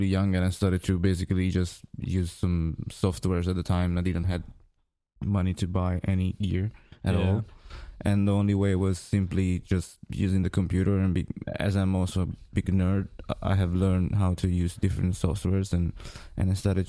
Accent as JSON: {"language": "English", "town": "Milan", "region": "Lombardy", "country": "Italy", "tie": "born or raised there", "also_born_or_lived": "Greece", "second_language": "English", "said": "Well, I was born in Greece, and then suddenly after 4 years and a half, I moved to Italy, and then I grew up there in Milano."}